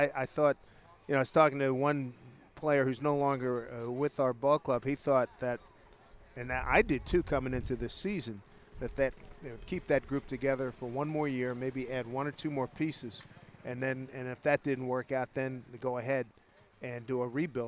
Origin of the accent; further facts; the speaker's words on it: Philadelphia, Pennsylvania, United States; I grew up in Philly